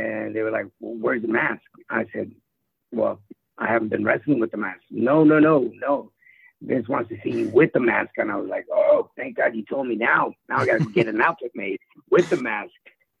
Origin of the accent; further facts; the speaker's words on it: San Diego, California, United States; Now, for me, I grew up in San Diego